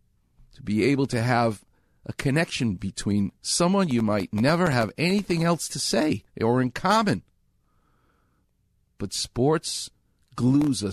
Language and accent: English; New York, United States; moved away; I'm from New York.